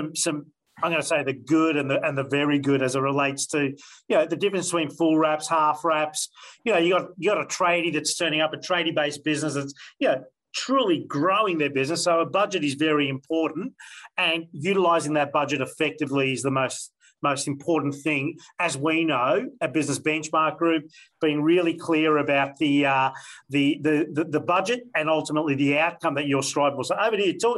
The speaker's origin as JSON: {"language": "English", "region": "Victoria", "country": "Australia", "said": "we're all from Victoria in this room"}